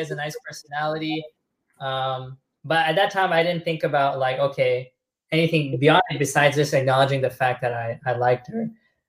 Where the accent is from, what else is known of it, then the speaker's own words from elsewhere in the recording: Trinidad & Tobago; even though I look Desi, I'm not Desi. Although maybe originally Desi because I'm from Trinidad